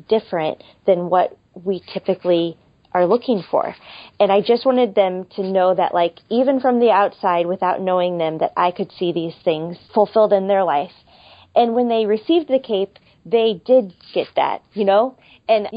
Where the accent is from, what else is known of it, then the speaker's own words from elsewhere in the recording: St. Louis, Missouri, United States; moved away as an adult; also born or lived in Seattle, Washington; I am from St. Louis originally and am living in St. Louis now, but we spent the last 5 years in Seattle, Washington